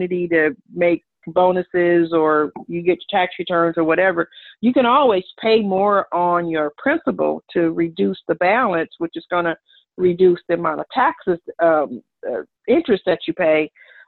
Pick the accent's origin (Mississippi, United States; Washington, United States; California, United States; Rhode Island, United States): California, United States; Los Angeles; moved away; We grew up in South Central